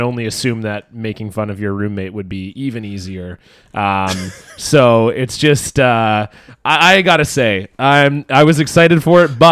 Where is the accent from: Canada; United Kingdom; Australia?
Canada; Toronto, Ontario; now in Vancouver, Canada; I'm from Toronto